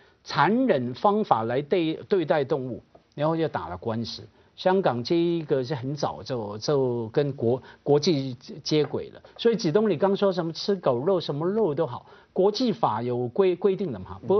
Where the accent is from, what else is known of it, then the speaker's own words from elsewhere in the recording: Guangdong, China; 我们作为广东人就爱吃蒸鱼